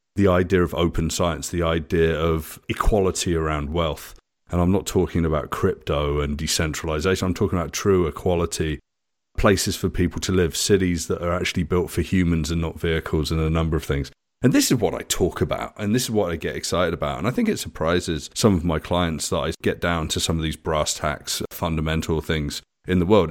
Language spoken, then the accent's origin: English; United Kingdom; moved away as an adult; now in Canada; I'm British.